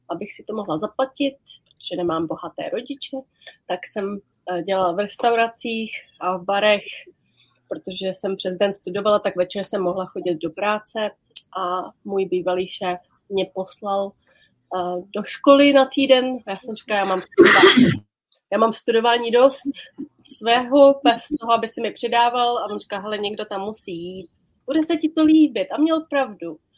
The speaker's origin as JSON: {"language": "Czech", "region": "Prague", "country": "Czechia", "also_born_or_lived": "London", "lives_now": "Islay, United Kingdom", "said": "my jsme tady v Češky dvě, abys věděl. {S1} Obě no, z no. {S2} Prahy. A obě z Prahy šest."}